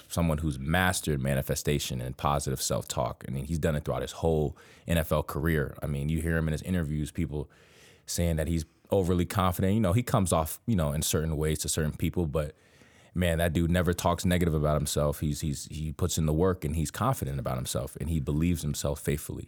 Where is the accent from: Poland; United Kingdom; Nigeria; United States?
United States; Miami, Florida; I'm from Miami, Florida, a hectic city